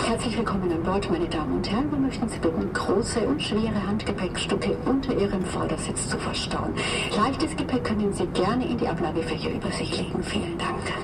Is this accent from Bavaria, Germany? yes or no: yes; Franconia, Bavaria, Germany; accent: Franconian; das fränkische R, abtrainiert, weil ich das unprofessionell finde. Im persönlichen Gespräch mit den Gästen ist es drin, klar, das ist mein Dialekt